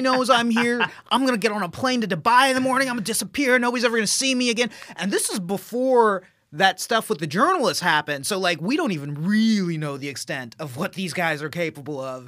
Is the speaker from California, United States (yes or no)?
no; Dallas, Texas, United States; being an Indian guy from Texas, from Dallas, Texas